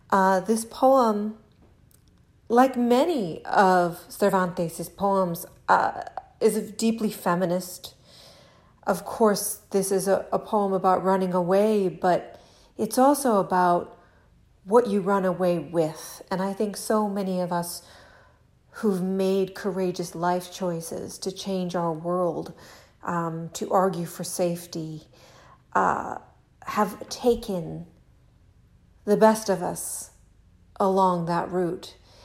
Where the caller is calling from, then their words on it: Lexington, Kentucky, United States; I am recording this from Lexington, Kentucky, here in my kitchen